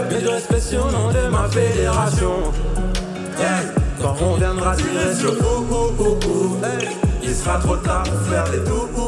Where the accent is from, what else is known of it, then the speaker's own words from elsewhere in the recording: Liège, Wallonia, Belgium; Je viens de Liège, ouais